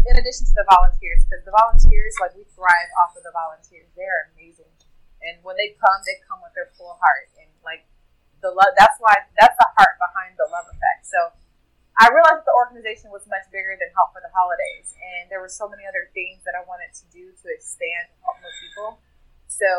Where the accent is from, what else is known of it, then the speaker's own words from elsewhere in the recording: Jackson, Mississippi, United States; moved away; my hometown, Jackson, Mississippi